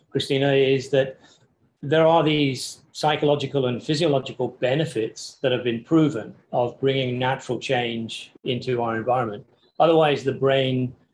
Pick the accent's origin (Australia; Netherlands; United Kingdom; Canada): United Kingdom; England; I say taste because I'm English and you know we don't really care about food.